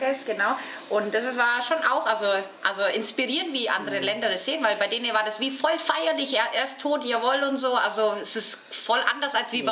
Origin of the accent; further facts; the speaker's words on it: Bavaria, Germany; also ich komme ja aus Bayern